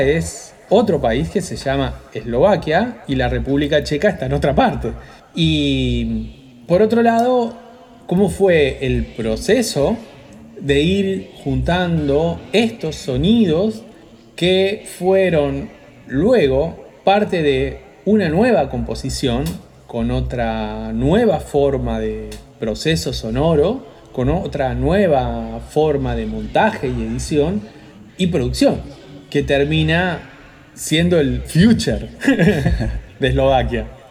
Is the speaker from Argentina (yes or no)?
yes; Argentina; nosotros como argentinos